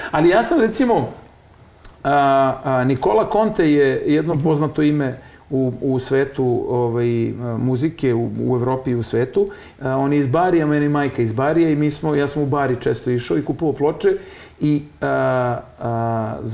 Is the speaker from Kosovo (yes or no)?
no; Belgrade, Serbia; ja kažem iz Beograda iz kog Beograda, ja kažem iz onog pravog Beograda i Srbije